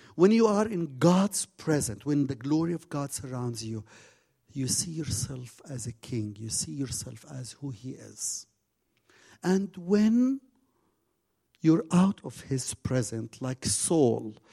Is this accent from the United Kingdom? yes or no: no; Jordan; also born or lived in Zarqa